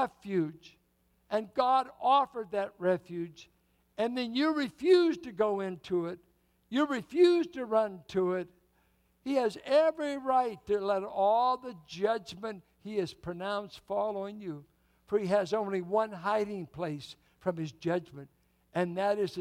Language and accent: English; Richmond, Virginia, United States; as a boy growing up in Richmond, I grew up mainly with whites and blacks in Richmond in the 40s and 50s.